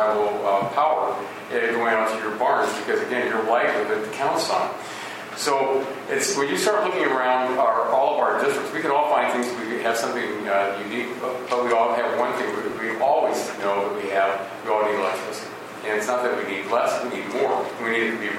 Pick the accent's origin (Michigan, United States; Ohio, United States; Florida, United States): Ohio, United States; Northwest Central; I'm from Northwest Central Ohio.